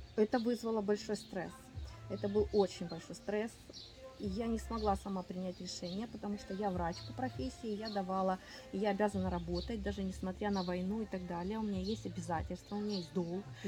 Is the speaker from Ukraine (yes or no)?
yes; Ukraine; moved away as an adult; also born or lived in Kyiv; я из Украины. Я выехала из Украины в марте, в начале марта 22 года